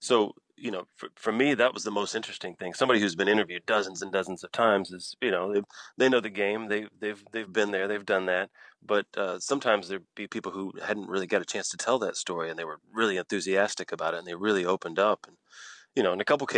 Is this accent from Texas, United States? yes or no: yes; Galveston, Texas, United States; also born or lived in Houston, Texas; I lived there for 14 years. I'm from Galveston